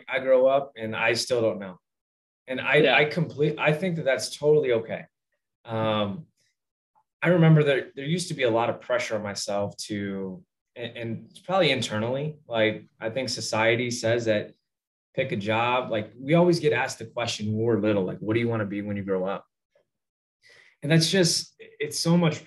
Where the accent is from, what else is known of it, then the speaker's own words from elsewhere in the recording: Northwest Indiana, United States; I grew up in Northwest Indiana